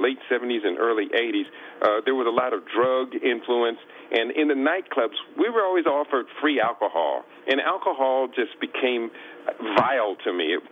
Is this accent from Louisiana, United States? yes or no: no; Columbus, Ohio, United States; I was born in Columbus, Ohio. At the age of 5, our family moved out into the countryside